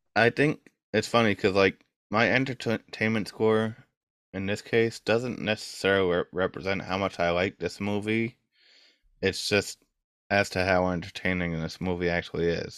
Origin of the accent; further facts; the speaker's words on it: New York, United States; I'm from New York